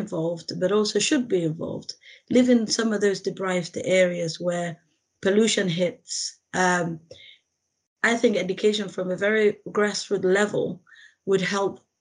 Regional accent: Somalia; now in Sheffield, United Kingdom; I was born in Somalia, which is in East Africa

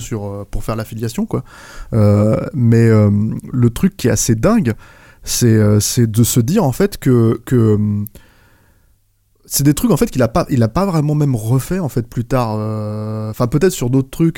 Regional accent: France; nous en tant que Français

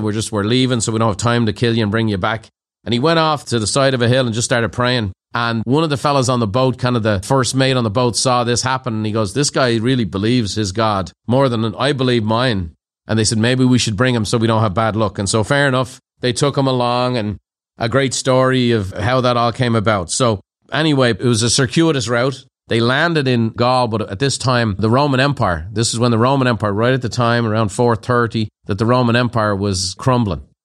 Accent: Ireland; I'm an Irishman

